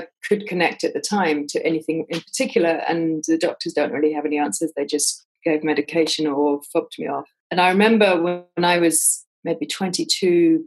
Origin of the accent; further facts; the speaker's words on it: England, United Kingdom; I'm English.